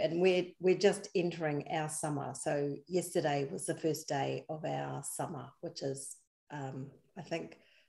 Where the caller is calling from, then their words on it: Wellington, New Zealand; I'm dialing in from Wellington, New Zealand.